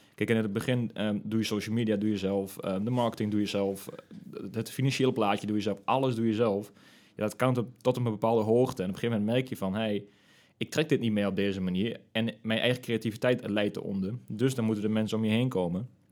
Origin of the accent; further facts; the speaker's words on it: De Lutte, Overijssel, Netherlands; also born or lived in Nijmegen; ik ben ook echt tukker in hart en nieren. En ik kom uit de Lutte oorspronkelijk.